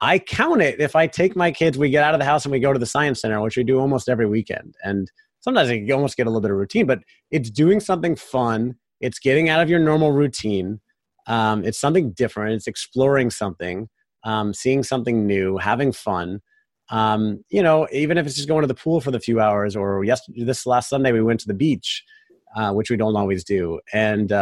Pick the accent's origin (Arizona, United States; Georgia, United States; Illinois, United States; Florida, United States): Florida, United States; I said, Florida. Like, we're both from sea level